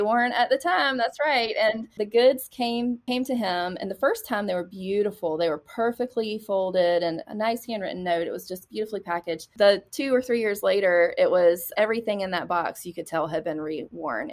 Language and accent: English; Lugoff, South Carolina, United States; also born or lived in Charleston, South Carolina; I grew up in a really small town in South Carolina called Lugoff, South Carolina